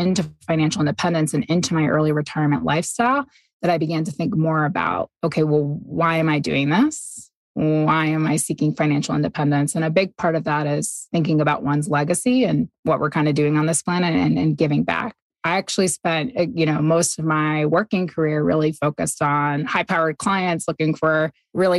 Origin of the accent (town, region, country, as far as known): New York, United States; also born or lived in Boston / Singapore; now in Ogden, Utah, United States